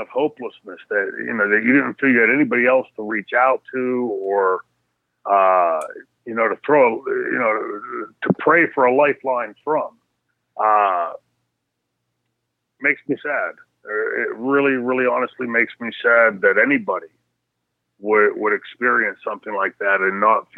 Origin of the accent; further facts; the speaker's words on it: New Brighton, Pennsylvania, United States; somebody like me that grew up in New Brighton, Pennsylvania